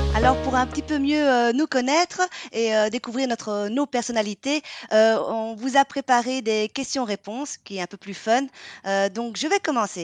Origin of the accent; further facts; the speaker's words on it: Vietnam; now in Belgium; je suis une Vietnamienne qui habite en Belgique